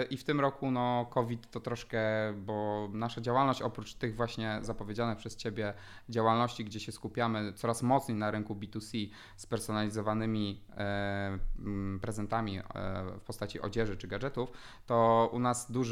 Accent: Poznań, Greater Poland, Poland; też było poszanowanie każdej złotóweczki, jesteśmy z Poznania

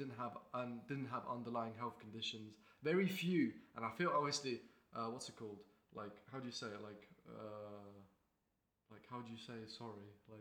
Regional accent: Estonia; now in Lincoln, United Kingdom; I'm from Estonia. I'm at University of Lincoln. I live here.

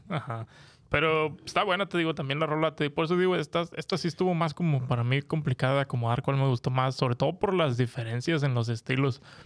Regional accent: Monterrey, Nuevo León, Mexico; now in United States; yo que soy regiomontano

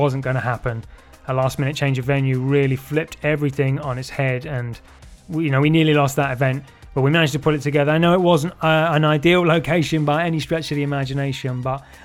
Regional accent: Colchester, East of England, United Kingdom; my hometown of Colchester in Essex

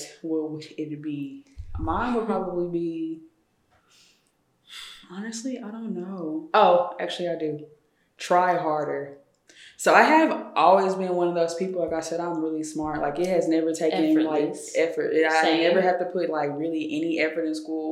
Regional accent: Tyler, Texas, United States; also born or lived in White House, Texas; I'm from East Texas, so Tyler, okay. North Tyler

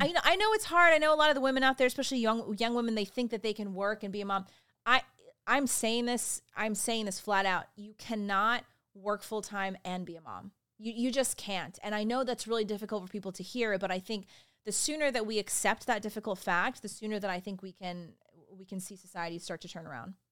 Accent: Richmond Hill, Georgia, United States; I grew up in Richmond Hill, Georgia, there's a little town outside Savannah, Georgia

